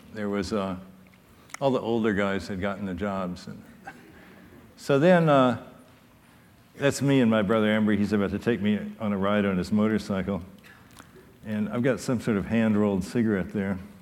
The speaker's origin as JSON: {"language": "English", "town": "Louisville", "region": "Kentucky", "country": "United States", "tie": "born or raised there", "also_born_or_lived": "Lynchburg, Virginia", "moved": "as an adult", "said": "I grew up in Louisville"}